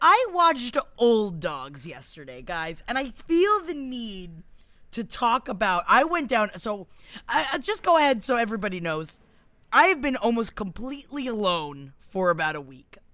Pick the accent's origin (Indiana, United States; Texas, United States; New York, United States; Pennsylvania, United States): New York, United States; being a New Yorker